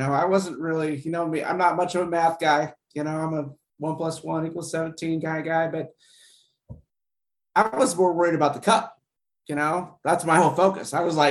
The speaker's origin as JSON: {"language": "English", "region": "Kansas", "country": "United States", "said": "I'm from Kansas, man."}